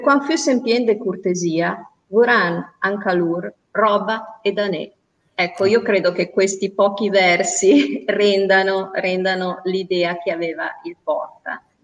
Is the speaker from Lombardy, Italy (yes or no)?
yes; Lombardy, Italy; io non sono milanese doc come Mauro, anche se vabbè, la mia famiglia è sparsa nel triangolo Milano, Lodi, Cremona, quindi il mio milanese è un po' arioso